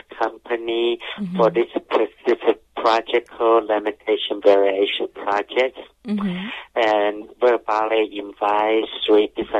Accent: Taiwan; moved away; I grew up in Taiwan, so we're all surrounding the ocean

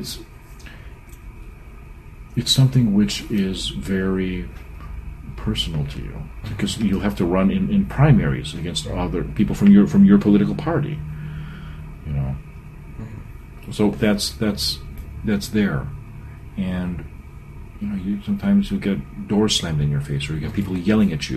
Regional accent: Parma, Ohio, United States; also born or lived in Seven Hills, Ohio; I grew up in Parma, Seven Hills

